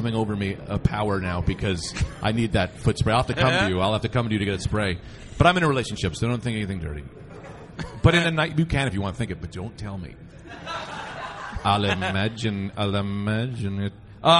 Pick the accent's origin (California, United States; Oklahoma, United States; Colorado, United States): Oklahoma, United States; Hey, Oklahoma.